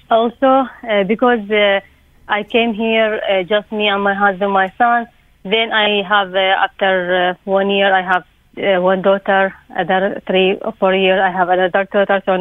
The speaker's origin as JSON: {"language": "English", "country": "Iraq", "said": "from Iraq."}